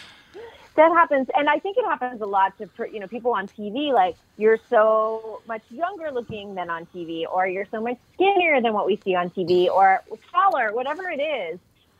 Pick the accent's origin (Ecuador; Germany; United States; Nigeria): United States; Boston, Massachusetts; now in Minneapolis, United States; I'm from Boston